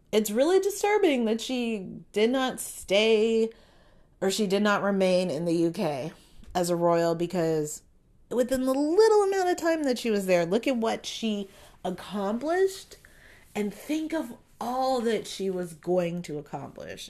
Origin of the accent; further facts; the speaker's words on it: United States; I am American as fuck.